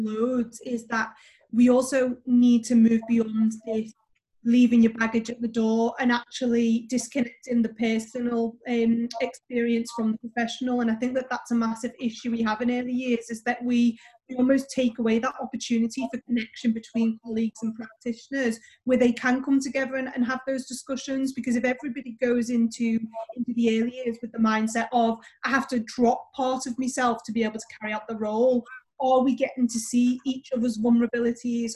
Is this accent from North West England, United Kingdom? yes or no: yes; Liverpool, North West England, United Kingdom; now in London, United Kingdom; I was raised in Liverpool, which was white